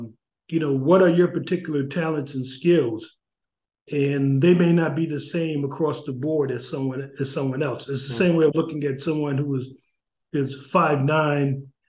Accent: New Haven, Connecticut, United States; You know, as when I was growing up in New Haven, I grew up, you know, in the projects in Ashland Street, and it was heaven at times, and it was hell at times, you know.

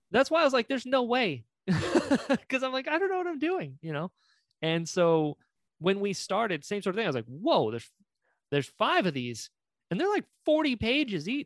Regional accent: North Carolina, United States; accent: drawl; moved away; I'm from North Carolina originally.

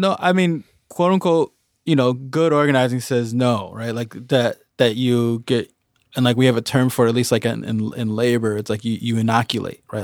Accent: Chicago, Illinois, United States; I grew up in the northwest side of Chicago. I grew up in Edgebrook

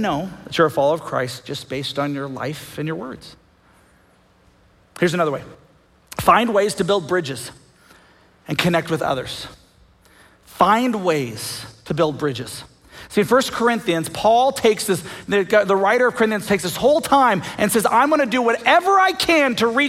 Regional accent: United States

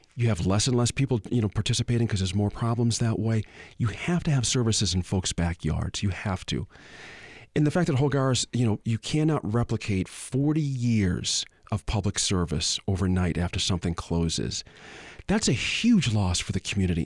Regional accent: Boston, Massachusetts, United States; now in Albuquerque, United States; I'm from Boston originally, moved here in nineteen eighty-nine.

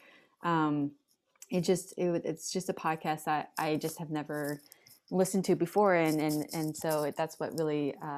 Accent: Hong Kong; growing up in the American family and the American culture, but then also growing up in the Hong Kong culture with a very diverse group of people in the expat community.

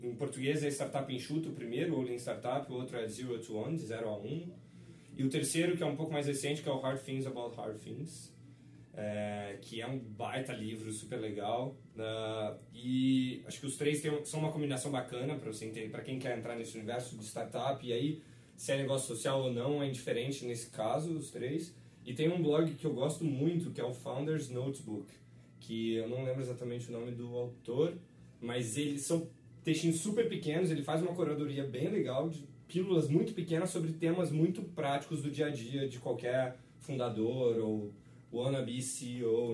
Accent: Rio de Janeiro, Brazil; moved away; also born or lived in São Paulo; eu nasci no Rio

